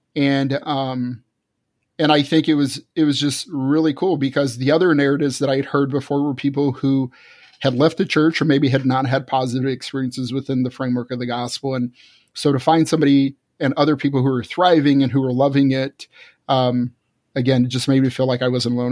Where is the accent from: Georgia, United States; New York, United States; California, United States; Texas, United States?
Texas, United States; Fort Worth; moved away as an adult; I was born and raised in Texas, Fort Worth, Texas, and lived there till my early twenties